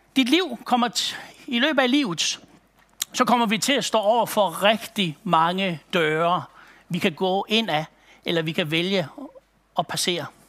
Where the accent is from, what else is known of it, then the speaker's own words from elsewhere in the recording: Aalborg, North Denmark Region, Denmark; Jeg kommer fra Aalborg-egnen af